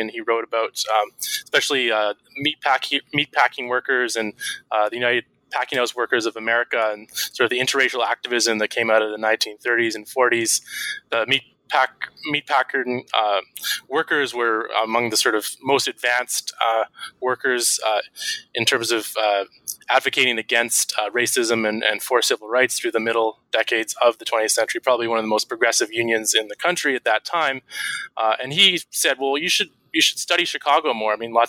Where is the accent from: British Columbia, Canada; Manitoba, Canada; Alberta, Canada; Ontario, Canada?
British Columbia, Canada; Vancouver; really fortunate to meet a veteran elder of the civil rights movement who coincidentally retired to my hometown of Vancouver.